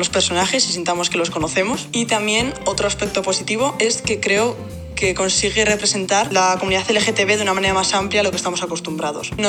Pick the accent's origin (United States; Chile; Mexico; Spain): Spain; Vitoria-Gasteiz, Basque Country; de Vitoria en el País Vasco